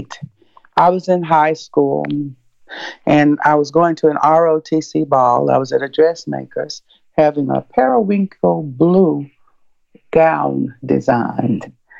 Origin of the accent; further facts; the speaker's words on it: Atlanta, Georgia, United States; I was born in 1951 in Atlanta, Georgia